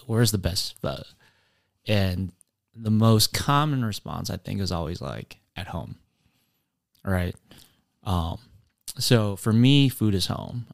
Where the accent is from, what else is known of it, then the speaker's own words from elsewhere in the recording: Appleton, Wisconsin, United States; I was born in Appleton, raised in Appleton. Um, and so Appleton is home.